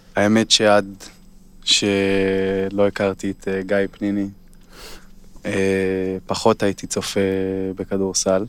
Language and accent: Hebrew; Kfar Vradim, Northern District, Israel; moved away; אני מהצפון, כמו שדיברנו על זה, גדלתי שם